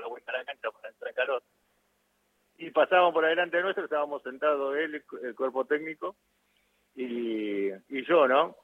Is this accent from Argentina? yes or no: yes; Florencio Varela, Buenos Aires Province, Argentina; yo soy de Varela